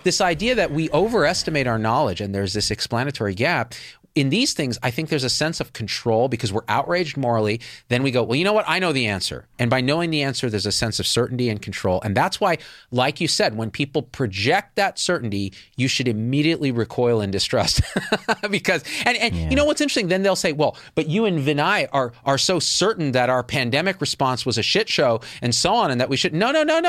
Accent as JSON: {"language": "English", "country": "India", "said": "Are you saying because I'm Indian, I do the IT?"}